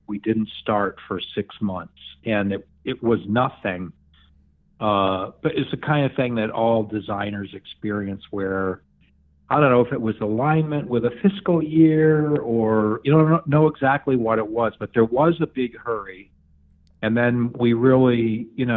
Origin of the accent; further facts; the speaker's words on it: Borscht Belt Catskills, New York, United States; I grew up in the Borscht Belt Catskills.